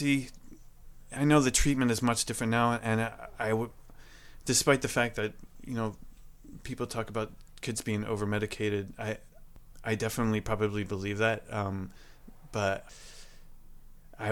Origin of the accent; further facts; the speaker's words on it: Camden, New Jersey, United States; I was born in Camden, New Jersey, at a hospital there